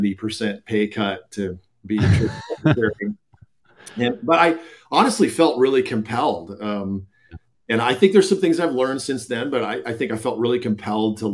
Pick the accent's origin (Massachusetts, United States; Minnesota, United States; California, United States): Minnesota, United States; Minneapolis; moved away as an adult; also born or lived in Iowa; now in Colorado, United States; I was born and raised in the Twin Cities, grew up in Minnesota